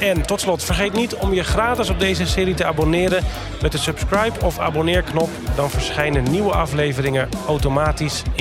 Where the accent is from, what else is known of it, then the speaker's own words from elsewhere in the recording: Netherlands; als Nederlanders